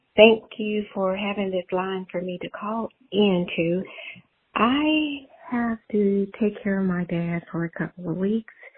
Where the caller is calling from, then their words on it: Louisiana, United States; I'm calling from Louisiana